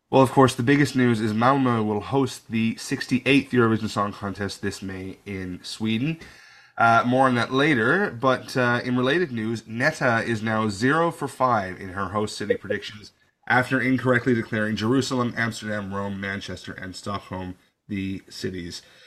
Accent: Canada; I'm born Canadian, but I think I have a little German in me

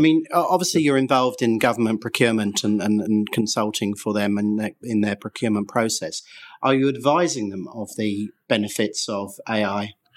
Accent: England, United Kingdom; I say that as an Englishman myself

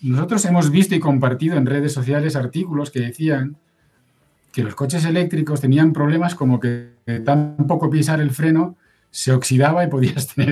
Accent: Oviedo, Asturias, Spain; yo soy de Oviedo, que es una ciudad peatonal

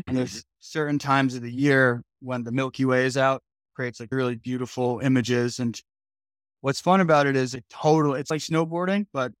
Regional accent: New Jersey, United States; I grew up in Jersey though, so I love it.

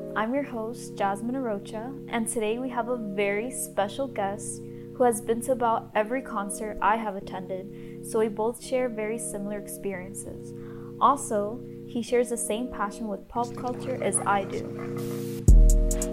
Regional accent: Miami, Florida, United States; I'm from Miami, Florida

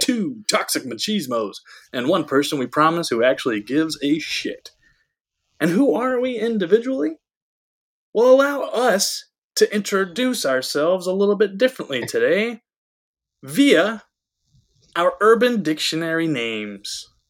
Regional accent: Georgia, United States; my home state of yeah. Georgia

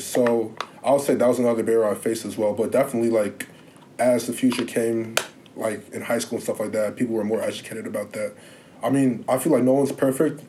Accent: Lake Bluff, Illinois, United States; growing up in Lake Forest, I was usually the only black person in anywhere

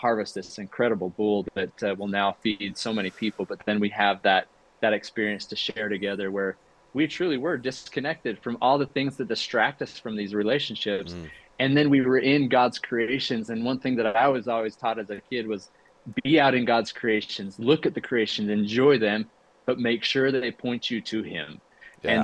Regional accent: Utah, United States; I grew up here in Utah

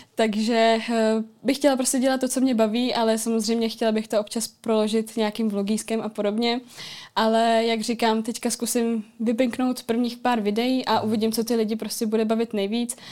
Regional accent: Czechia; jsem z Ústí

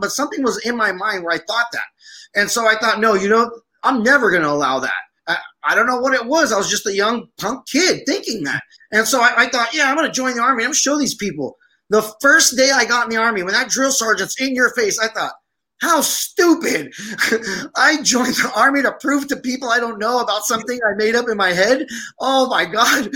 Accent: Aleppo, Aleppo Governorate, Syria; now in United States; My family's Armenian, and I was born in Aleppo, Syria. So a guy coming from Syria who joined the army

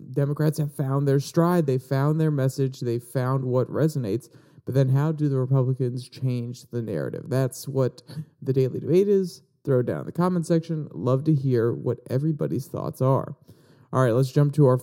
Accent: Virginia, United States; now in Kentucky, United States; I live in Kentucky and Virginia is my home state

